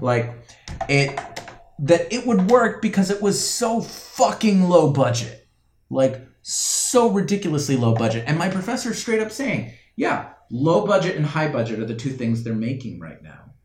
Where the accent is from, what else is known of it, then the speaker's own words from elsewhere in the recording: United States; I was born in the United States. I was raised in the United States